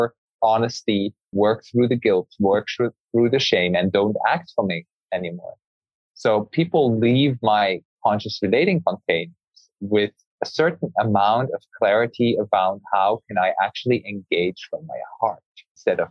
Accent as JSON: {"language": "English", "country": "Switzerland", "tie": "born or raised there", "said": "I grew up in Switzerland"}